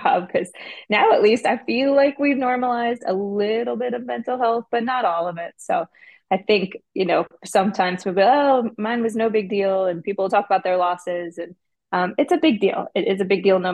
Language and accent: English; Detroit, Michigan, United States; now in Nashville, United States; I'm from Detroit